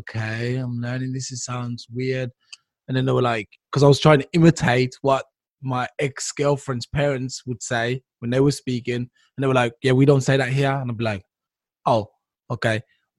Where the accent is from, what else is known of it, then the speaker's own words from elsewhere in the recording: Jamaica; Jamaican. I'm Jamaican.